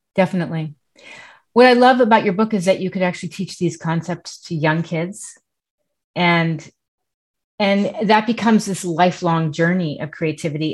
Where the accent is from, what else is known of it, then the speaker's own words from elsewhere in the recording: New York City, New York, United States; I grew up in Manhattan